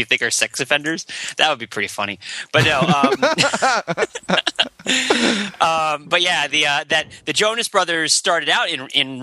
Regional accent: Ridgewood, New Jersey, United States; also born or lived in Cambridgeport, Massachusetts; now in Cambridge, United States; I'm from the breadbasket of American popular music, also known as Bergen County, New Jersey

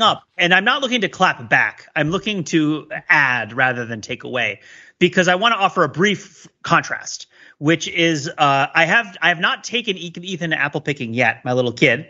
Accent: New Jersey, United States; growing up in New Jersey

